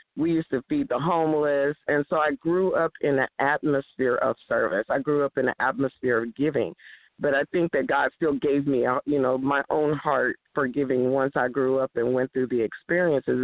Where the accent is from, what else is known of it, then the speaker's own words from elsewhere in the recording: East Palo Alto, California, United States; also born or lived in Houston, Texas; I actually was born in Houston, Texas. Woo, Houston and then we moved to my parents. We moved to California in 1965. So I was raised in East Palo Alto